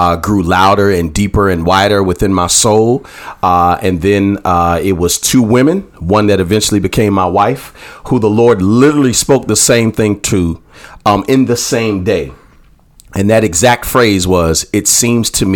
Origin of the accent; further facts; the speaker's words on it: Virginia, United States; moved away as an adult; now in Durham, United States; I am originally from Virginia, came here in 94 to go to school at North Carolina Central University